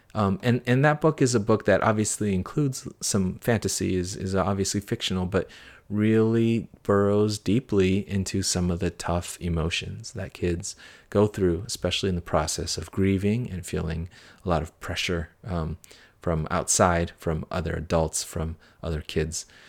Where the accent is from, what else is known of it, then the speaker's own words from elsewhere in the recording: United States; as a kid growing up in America, as an immigrant